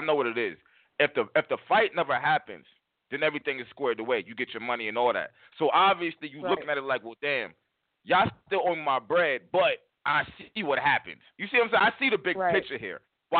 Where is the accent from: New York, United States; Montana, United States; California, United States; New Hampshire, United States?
New York, United States; New York City; I'm from Harlem